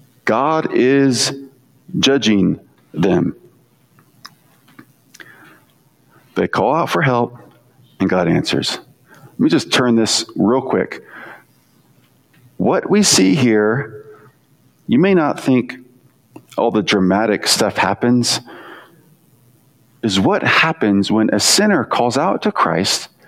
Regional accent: United States; as an American

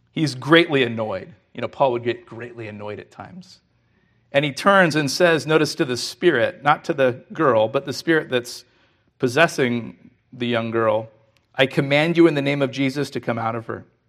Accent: California, United States; We're from California

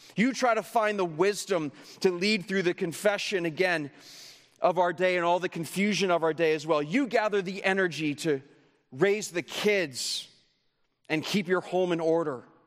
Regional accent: Canada; I come from Canada

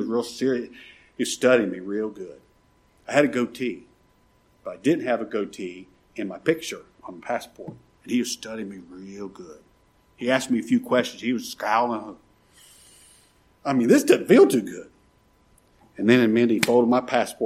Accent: United States; I'm an American citizen

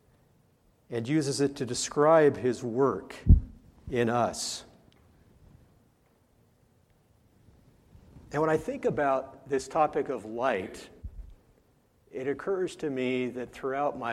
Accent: Southern California, United States; moved away; I grew up in Southern California

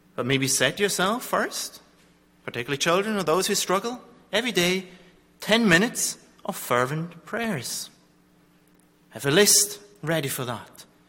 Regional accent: Zurich, Switzerland; I come from Zurich, from a place where the Reformation

